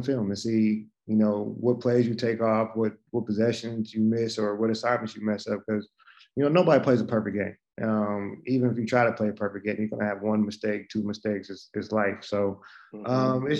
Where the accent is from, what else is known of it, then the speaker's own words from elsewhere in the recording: Alaska, United States; growing up in Alaska